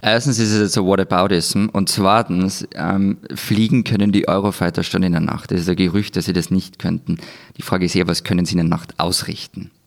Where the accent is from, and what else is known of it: Austria